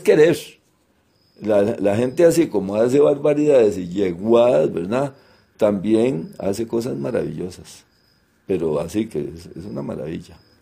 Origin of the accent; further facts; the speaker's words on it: Turrialba, Cartago, Costa Rica; yo que soy de Turrialba, yo me bañé en el río Turrialma